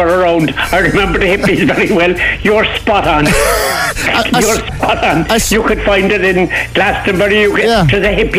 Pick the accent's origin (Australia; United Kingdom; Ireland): Ireland; Cork, Munster; I was born in the Northside, just under the North Chapel. And there was a strong Kerry blood in us